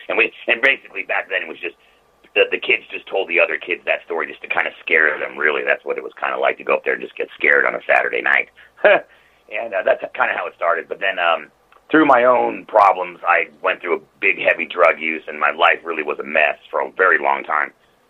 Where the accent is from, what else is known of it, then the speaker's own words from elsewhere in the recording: Beverly Hills, California, United States; Well, it started really, I was born and raised in Beverly Hills.